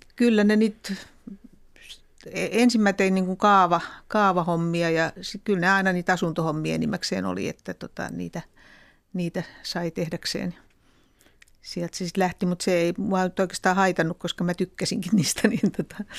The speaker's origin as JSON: {"language": "Finnish", "country": "Finland", "said": "olin tuolta maalta kotoisin"}